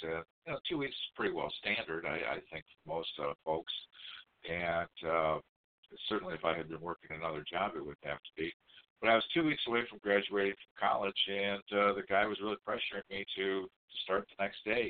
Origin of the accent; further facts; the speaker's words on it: Livonia, Michigan, United States; also born or lived in Long Beach, California; I grew up in the suburb of Detroit, in the city of Livonia.